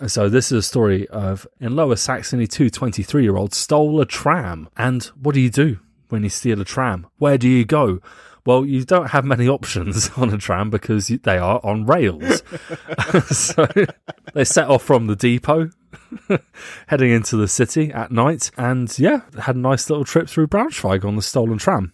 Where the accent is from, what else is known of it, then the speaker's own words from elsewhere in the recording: England, United Kingdom; we're from England